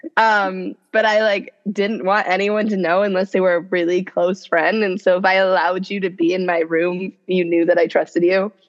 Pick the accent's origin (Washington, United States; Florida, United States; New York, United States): Washington, United States; Seattle; moved away as an adult; now in Los Angeles, United States; I'm originally from Seattle, which is where I grew up